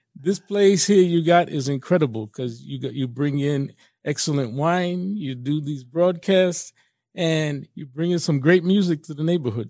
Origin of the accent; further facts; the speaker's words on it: New York, United States; I'm from New York originally, born in New York, Puerto Rican family